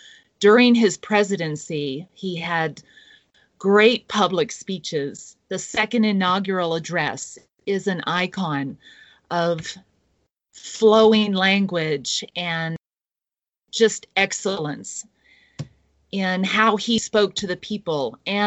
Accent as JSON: {"language": "English", "region": "Kentucky", "country": "United States", "tie": "born or raised there", "moved": "yes", "lives_now": "Wyoming, United States", "said": "my home state of Kentucky."}